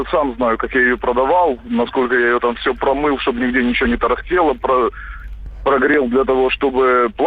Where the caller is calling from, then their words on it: Crimea, Ukraine; потому что, ну, я из Крыма звоню.